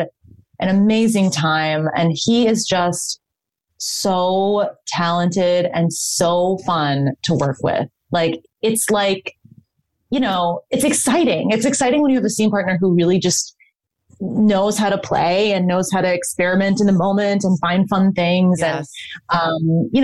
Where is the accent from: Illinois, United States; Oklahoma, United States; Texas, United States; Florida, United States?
Illinois, United States; Chicago; moved away; I got to work in Chicago, which is my hometown.